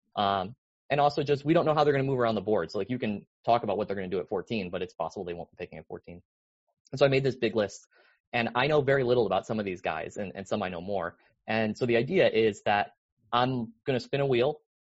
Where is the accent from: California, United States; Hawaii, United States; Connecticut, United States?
Connecticut, United States; I grew up in Connecticut in the 90s